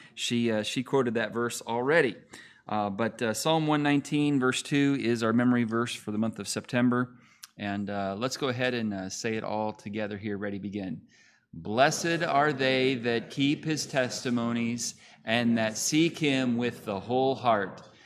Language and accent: English; California, United States; born or raised there; moved away as an adult; also born or lived in Montana; now in Oklahoma, United States